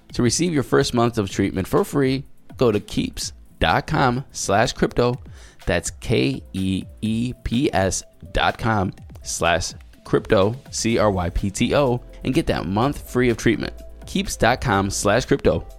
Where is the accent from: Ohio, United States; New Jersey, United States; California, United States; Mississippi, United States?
Ohio, United States; Solon; moved away; also born or lived in San Diego; I'm from Cleveland